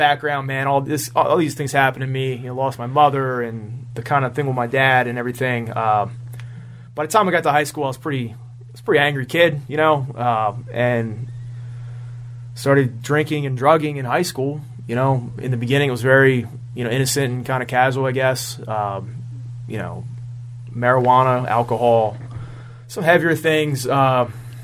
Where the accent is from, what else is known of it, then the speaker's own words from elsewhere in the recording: Lancaster, Pennsylvania, United States; also born or lived in Akron, Pennsylvania; I was born right here in Lancaster City, 1976, bicentennial baby